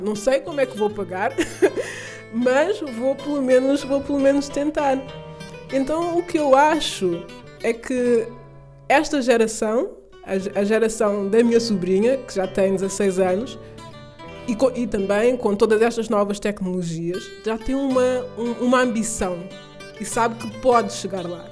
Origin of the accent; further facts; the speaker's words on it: Portugal; also born or lived in Amadora / Berlin; sou portuguesa, descendente de cabo-verdianos, a viver na Amadora